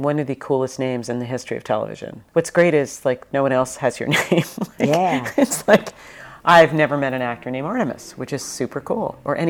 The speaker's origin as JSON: {"language": "English", "region": "New York", "country": "United States", "moved": "yes", "said": "I'm from New York, hence the potty mouth. I'm from New York, but honestly, I've lived out here so long. I never give up my honorary New York existence status, but I've been out here for like 500 years."}